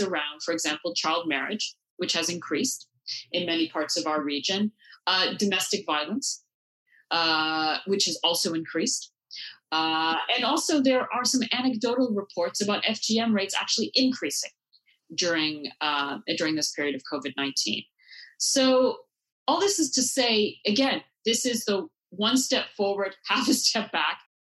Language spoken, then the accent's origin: English; Canada; I grew up in Canada